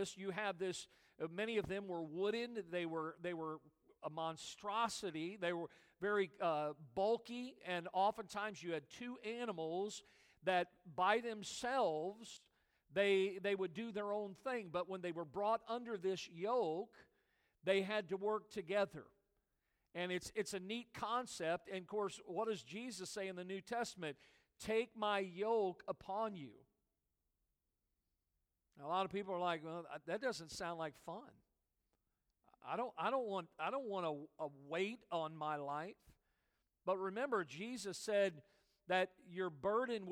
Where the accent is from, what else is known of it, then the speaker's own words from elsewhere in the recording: United States; I've only ever lived in America. I was born in America